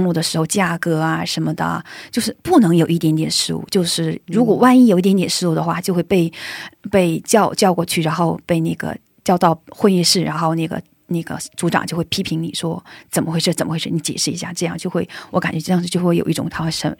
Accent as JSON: {"language": "Chinese", "country": "China", "lives_now": "South Korea", "said": "而且我们组就我一个中国人"}